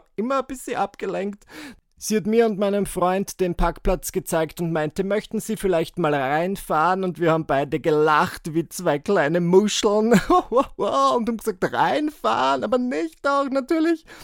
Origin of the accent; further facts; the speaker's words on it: Burgenland, Austria; ich bin ja Burgenländer. Ich komme aus dem Burgenland. Ähm, meine Familie wohnt nach wie vor dort und mein Heimatort ist 40 Autominuten von Wien entfernt